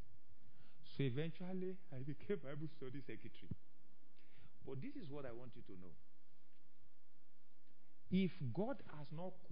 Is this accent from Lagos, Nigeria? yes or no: no; Ile-Ife, Osun, Nigeria; I came from Ife